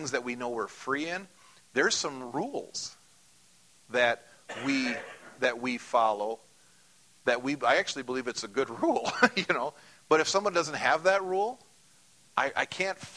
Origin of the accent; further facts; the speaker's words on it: United States; As an American